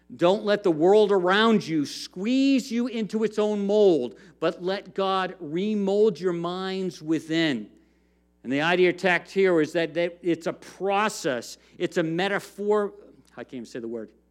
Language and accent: English; United States; as Americans, as American Christians